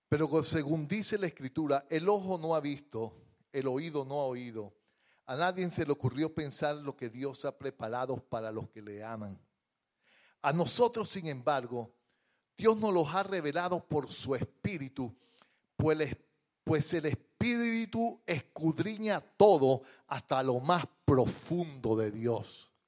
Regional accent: Venezuela; moved away; Yo en estos días, yo metí, eh, como vengo de Venezuela el año pasado, una certificación laboral para arreglar los papeles.

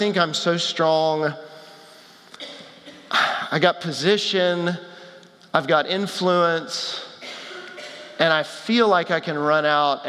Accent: Texas, United States; I grew up in Texas

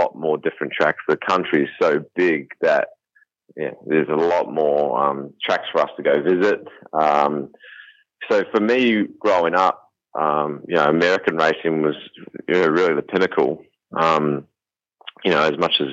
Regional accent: New Zealand; moved away as an adult; also born or lived in Australia; now in United States; I'm from New Zealand

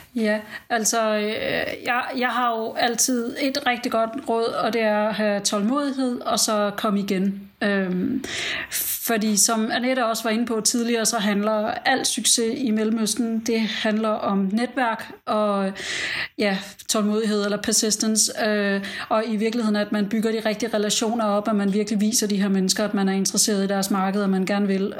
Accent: Denmark; now in United Arab Emirates

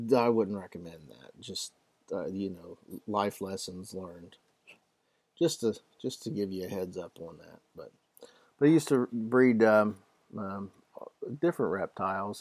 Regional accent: Ohio, United States; I'm from Ohio

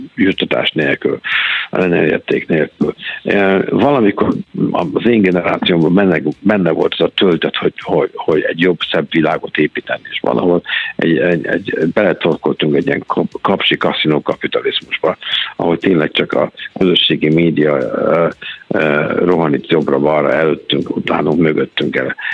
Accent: Hungary; moved away; a szülőhazám

